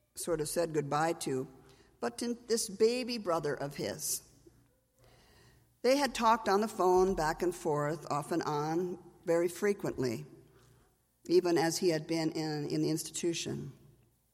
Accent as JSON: {"language": "English", "region": "Minnesota", "country": "United States", "said": "I'm from Minnesota."}